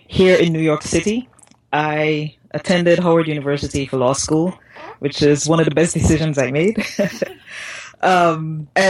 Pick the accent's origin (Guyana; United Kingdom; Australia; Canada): Guyana; I'm from Guyana